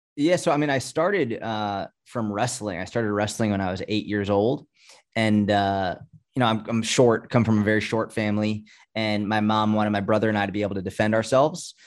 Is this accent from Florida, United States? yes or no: no; Boston, Massachusetts, United States; I grew up in Boston or outside of Boston.